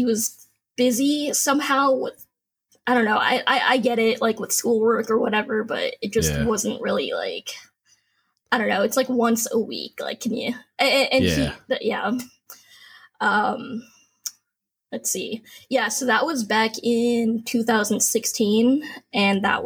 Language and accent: English; San Diego, California, United States; also born or lived in Norfolk / Hawaii; I'm from San Diego. I grew up here